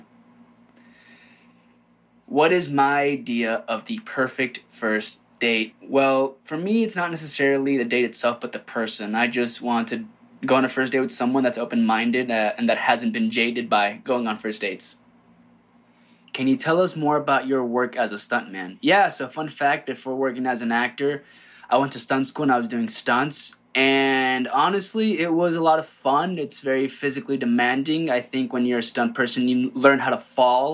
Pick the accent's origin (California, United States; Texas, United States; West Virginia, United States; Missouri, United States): California, United States; Rancho Cucamonga; I grew up in Rancho Cucamonga, Southern California